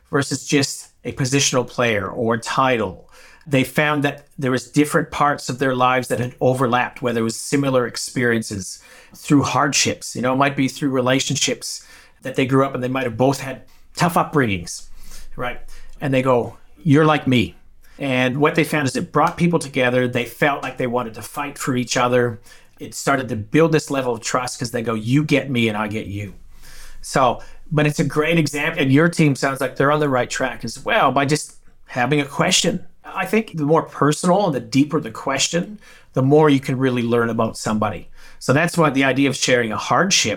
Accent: Saskatchewan, Canada; now in Australia; I'm from Saskatchewan, which is North Dakota

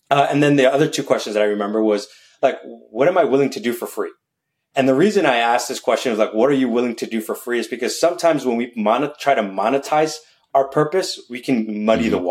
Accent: Chicago, Illinois, United States; a Chicagoan, a Chicagoland Chicagoan.

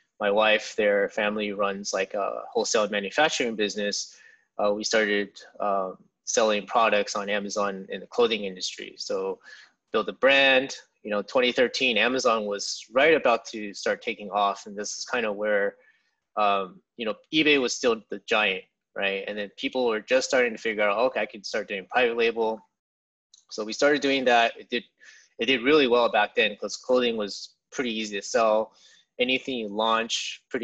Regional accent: San Jose, California, United States; also born or lived in Santa Barbara, California / Santa Clara, California; I was born in California in San Jose. And pretty much grew up there my whole life.

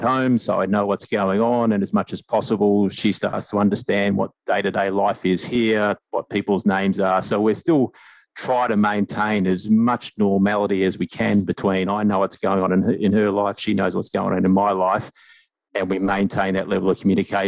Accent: Australia; moved away as an adult; also born or lived in Asia; now in New Zealand; home for me is New Zealand. I'm Australian, but I've sort of lived in New Zealand for the last 8 years

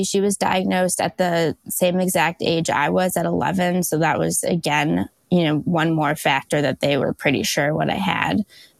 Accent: West Bloomfield, Michigan, United States; I'm from West Bloomfield, Michigan. I'm a double graduate from the University of Michigan.

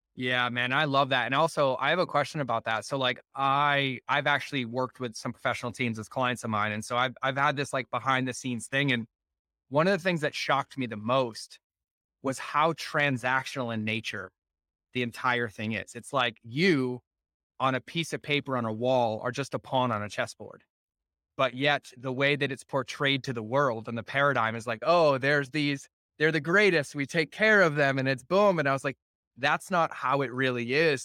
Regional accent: Foxborough, Massachusetts, United States; I grew up in New England, right? I was in, Fo- I actually was in Foxborough growing up

